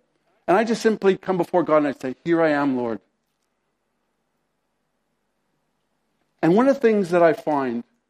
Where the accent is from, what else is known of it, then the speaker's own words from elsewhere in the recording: Canada; I'm a Canadian